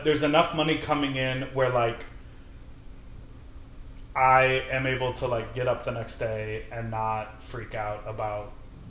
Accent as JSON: {"language": "English", "town": "Chicago", "region": "Illinois", "country": "United States", "tie": "born or raised there", "lives_now": "New York, United States", "said": "I'm from Chicago"}